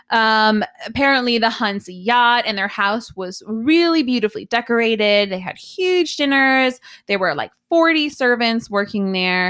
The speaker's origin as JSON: {"language": "English", "country": "United States", "moved": "yes", "lives_now": "Korea", "said": "I'm American"}